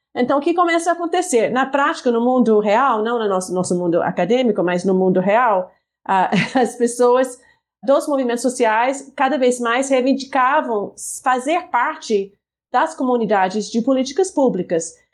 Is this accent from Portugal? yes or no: no; United States; Portuguese is a second language; moved away as an adult; now in Brazil; sou dos Estados Unidos